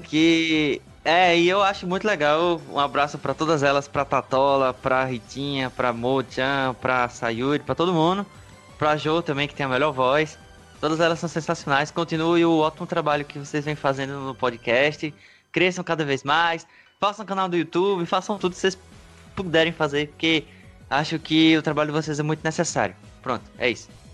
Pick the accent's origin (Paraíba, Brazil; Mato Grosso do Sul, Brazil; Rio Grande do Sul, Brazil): Paraíba, Brazil; João Pessoa; Eu sou de João Pessoa, Paraíba, Nordeste